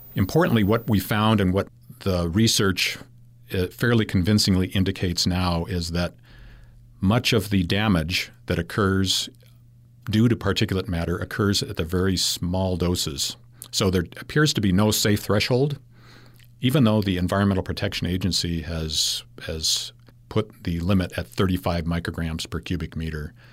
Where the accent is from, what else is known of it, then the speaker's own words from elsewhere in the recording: Claremont, California, United States; now in Logan, United States; I grew up in the Los Angeles area in a, in a city called Claremont, California